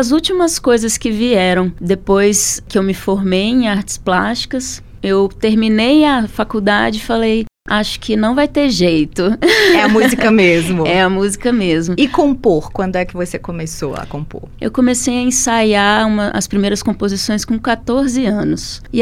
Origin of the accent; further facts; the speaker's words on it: Espírito Santo, Brazil; moved away as an adult; also born or lived in Brasília; now in Belo Horizonte, Brazil; Mas eu sou capixaba.